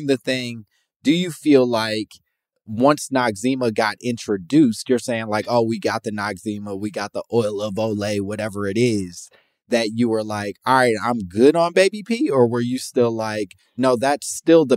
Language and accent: English; Chicago, Illinois, United States; I grew up in Chicago